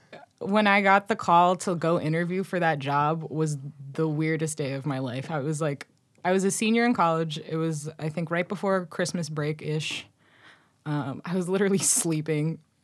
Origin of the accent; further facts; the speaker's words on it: Boston, Massachusetts, United States; I was born in Boston, Massachusetts. I'm a first generation American of Moroccan immigrant parents. I grew up in like a south suburb of Boston.